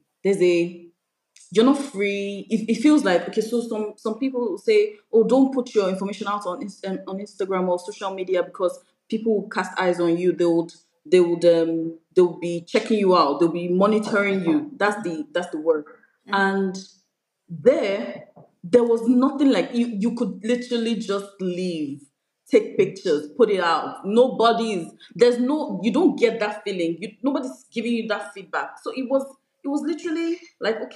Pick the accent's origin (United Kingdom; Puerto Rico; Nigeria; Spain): Nigeria